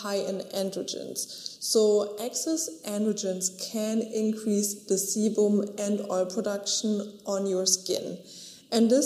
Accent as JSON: {"language": "English", "country": "Germany", "tie": "born or raised there", "said": "So I grew up in Germany at the beach"}